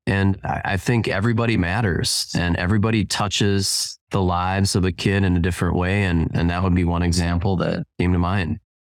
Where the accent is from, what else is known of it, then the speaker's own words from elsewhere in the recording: Spring Lake Park, Minnesota, United States; I grew up in Twin Cities, uh, Spring Lake Park